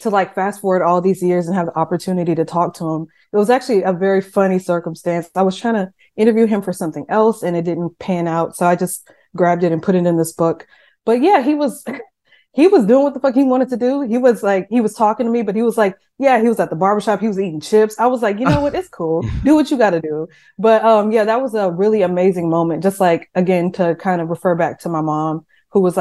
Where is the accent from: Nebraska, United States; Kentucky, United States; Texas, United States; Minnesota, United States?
Texas, United States; Seguin; My town is very small. I'm from Seguin, Texas, which is like population 25,000 people